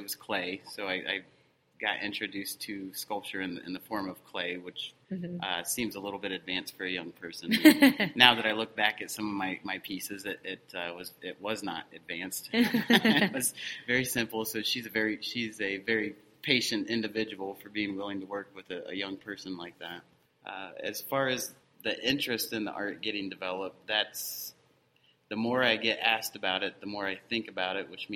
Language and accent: English; Decatur, Indiana, United States; I grew up down in Decatur, living out in the country